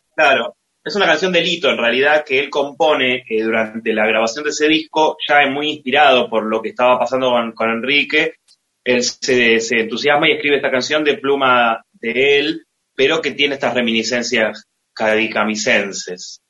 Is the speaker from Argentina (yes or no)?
yes; Buenos Aires, Argentina; somos de Villa Crespo